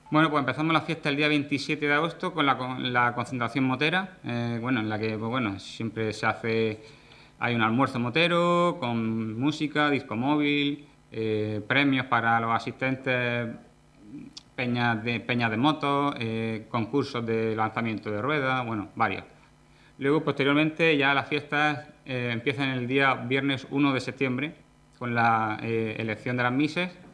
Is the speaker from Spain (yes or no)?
yes; El Jimenado, Region of Murcia, Spain; soy nacido y criado en el Jimenado